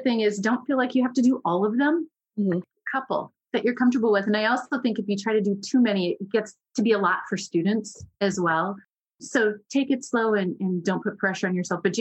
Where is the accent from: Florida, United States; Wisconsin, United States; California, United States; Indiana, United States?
Wisconsin, United States; I'm from Wisconsin